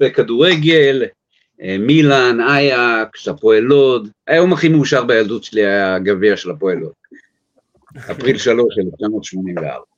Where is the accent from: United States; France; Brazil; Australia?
United States; New York; now in Israel; אני יליד ארצות הברית, יליד ניו יורק